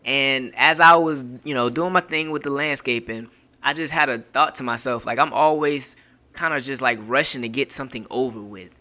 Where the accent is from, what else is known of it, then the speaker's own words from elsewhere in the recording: Florida, United States; I'm from Florida